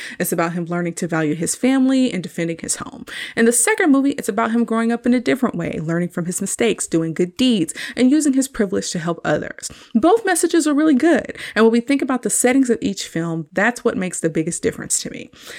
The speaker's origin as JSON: {"language": "English", "region": "Texas", "country": "United States", "tie": "born or raised there", "said": "considering how I grew up in Texas and basically never saw the snow in the winter."}